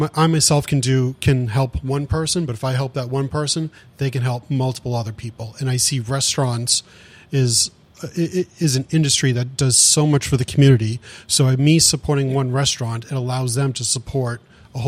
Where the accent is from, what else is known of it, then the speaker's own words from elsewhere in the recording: Saugus, Massachusetts, United States; I grew up in just outside of Boston in Saugus, Mass, where there's lots of restaurants